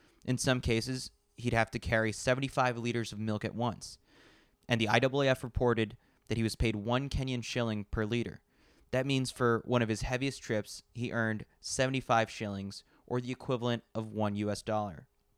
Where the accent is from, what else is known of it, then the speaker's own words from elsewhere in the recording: New York City, New York, United States; you know that I'm a New Yorker through and through. I need skyscrapers. I need the big lights.